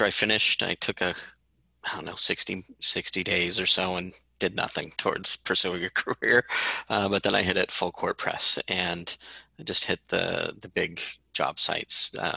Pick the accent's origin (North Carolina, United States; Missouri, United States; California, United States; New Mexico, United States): California, United States; Santa Rosa; moved away as an adult; I was born and raised in Sonoma County